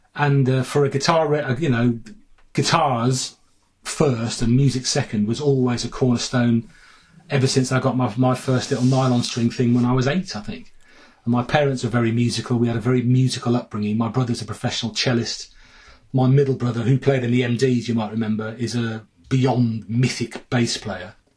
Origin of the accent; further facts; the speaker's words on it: Sutton Coldfield, West Midlands, United Kingdom; moved away as an adult; also born or lived in Bath; I'm from Four Oaks